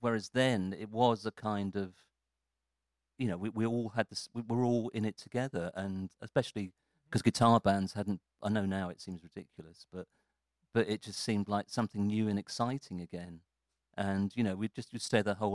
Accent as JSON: {"language": "English", "town": "Morden", "region": "London", "country": "United Kingdom", "said": "I'm just from Malden"}